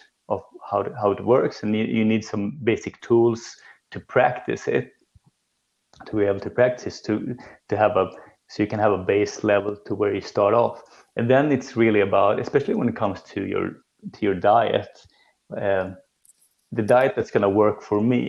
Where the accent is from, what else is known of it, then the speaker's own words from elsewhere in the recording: Sweden; growing up in Sweden